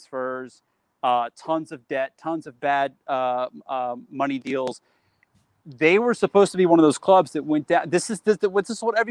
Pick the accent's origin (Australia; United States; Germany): Germany; Amberg, Bavaria; moved away; when I was growing up in Germany